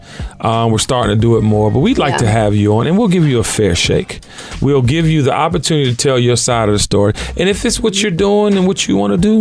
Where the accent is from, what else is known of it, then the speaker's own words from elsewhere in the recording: Washington, District of Columbia, United States; now in Atlanta, United States; I'm from Washington, D.C., born and raised. Yeah, second home is Atlanta, but I've been in Atlanta longer than I've been in D.C. at this point